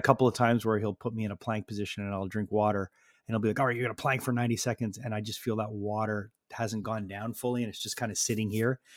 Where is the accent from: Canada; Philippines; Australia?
Canada; Montreal, Quebec; we're from Montreal